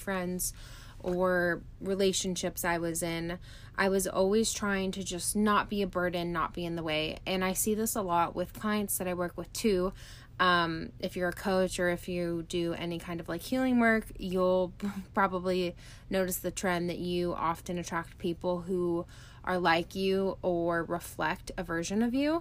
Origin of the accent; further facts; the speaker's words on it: California, United States; moved away as an adult; also born or lived in Arizona; now in Canada; I grew up in a small town in California. I lived there until I was 21 years old.